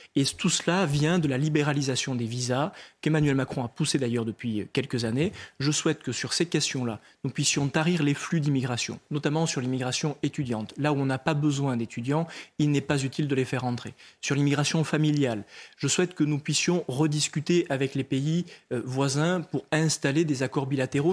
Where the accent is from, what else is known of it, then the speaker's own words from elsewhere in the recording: Lot, Occitania, France; Je viens du Lot. Dans cette terre, on sait respecter la mémoire et le deuil des familles